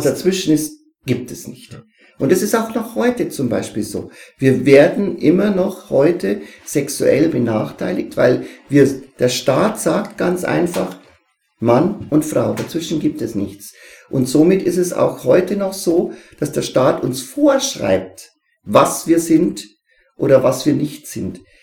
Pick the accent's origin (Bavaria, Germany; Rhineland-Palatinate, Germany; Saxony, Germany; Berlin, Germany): Bavaria, Germany; Neumarkt-Sankt Veit; musste ich nach Neumarkt St. Veit, wo ich herkomme, in die alte Schule fahren